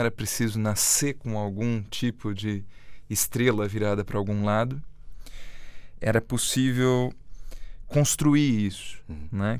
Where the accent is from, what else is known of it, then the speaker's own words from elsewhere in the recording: Brazil; como brasileira